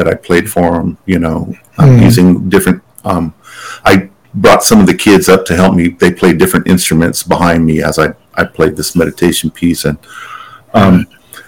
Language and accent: English; Pueblo of Laguna, New Mexico, United States; I'm from the Pueblo of Laguna